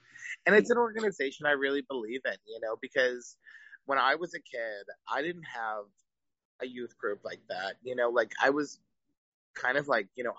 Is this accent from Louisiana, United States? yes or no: yes; New Orleans, Louisiana, United States; moved away as an adult; also born or lived in Provincetown; now in Key West, United States; I haven't lived there in about 10 years almost. You know, I moved here from Provincetown, Massachusetts. But New Orleans is so, like, deep down who I am at my core